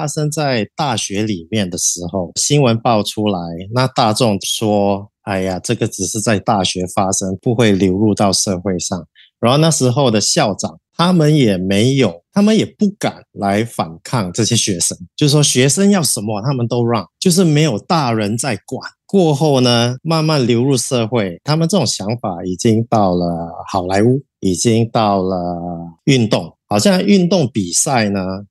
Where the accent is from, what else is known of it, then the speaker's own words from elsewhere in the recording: Singapore; 我也是在这边长大的，东南亚都是有变性人的，从小到大也有接触过几个，我们就很平等的对待你。